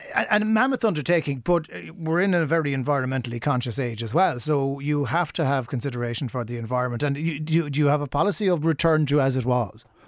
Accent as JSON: {"language": "English", "town": "Cork", "region": "Munster", "country": "Ireland", "tie": "born or raised there", "said": "I grew up in Ballintemple"}